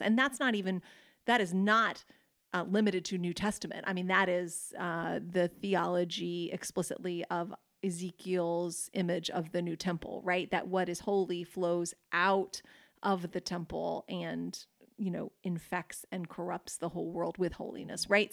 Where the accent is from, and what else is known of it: United States